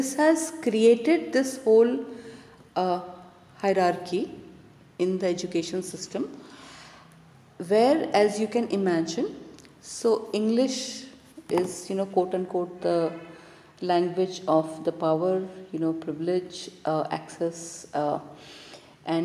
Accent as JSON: {"language": "English", "country": "India", "first_language": "Hindi", "second_language": "English", "said": "my mother tongue, for example, is Hindi. I did not go to a Hindi medium school"}